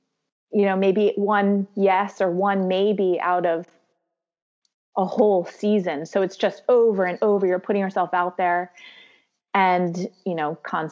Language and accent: English; Reading, Pennsylvania, United States; now in Philadelphia, United States; I was in the Reading area in a little bit west of here